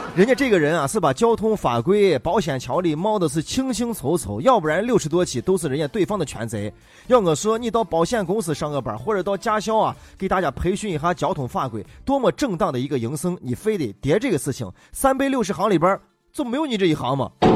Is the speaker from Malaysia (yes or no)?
no; Xi'an, Shaanxi, China; 我们虽然是西安长大的，但是我们不是在西安的大雁塔广场长大的，也不是在钟楼那个尖尖顶顶长大的，也不是在石棉瓦上长大的